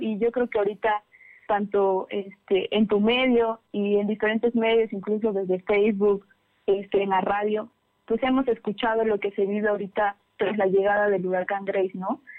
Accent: Pantepec, Puebla, Mexico; moved away; también soy de, también de la Sierra Norte, soy de Pantepec

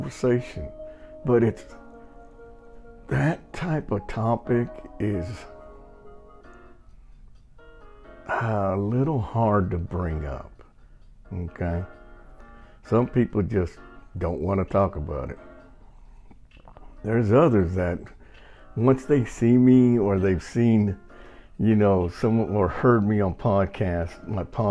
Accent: Texas, United States; moved away; I'm Mexican and I'm from Texas, so I'm used to Spanish.

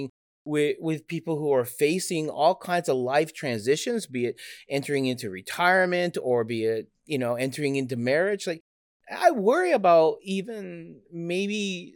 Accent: Canada; moved away as an adult; now in United States; I'm Canadian

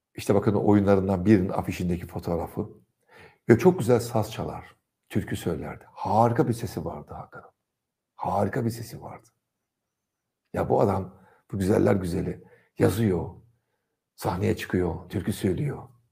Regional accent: Trabzon, Turkey; Trabzon'da geçen çocukluk yıllarımda

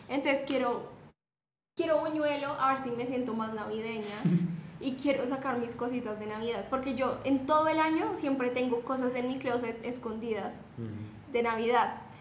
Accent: Bogotá, Colombia; yo soy de Bogotá, pero mi familia es del Chocó

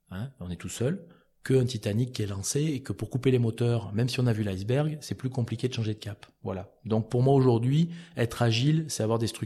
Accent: Auvergne-Rhône-Alpes, France; CCI du Cantal entre autres parce que je suis originaire du Cantal

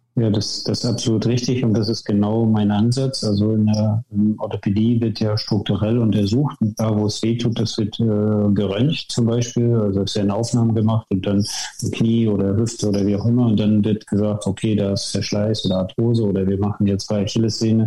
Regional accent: Wismar, Mecklenburg-Vorpommern, Germany; moved away as an adult; also born or lived in Leipzig; now in Worpswede, Germany; ich bin geboren in Wismar in der DDR und habe dort früh den, auch den Bezug zum Sport bekommen, war als Kind schon ähm, im Turnen

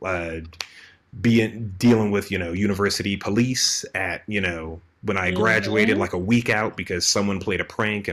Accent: United States; moved away as an adult; I grew up in the States

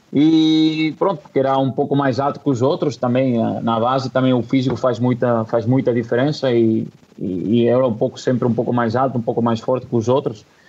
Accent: Catalonia, Spain; Portuguese is a second language; moved away as an adult; now in Portugal; eu sou catalão

